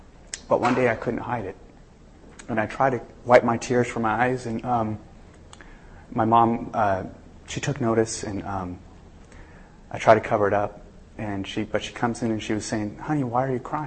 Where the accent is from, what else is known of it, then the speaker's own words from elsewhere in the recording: Southern California, United States; I'm actually from Southern California.